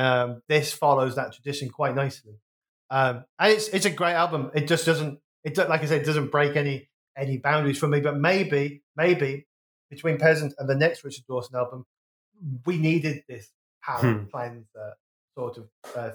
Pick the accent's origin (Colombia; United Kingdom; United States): United Kingdom; Wolverhampton, West Midlands; I'm from the West Midlands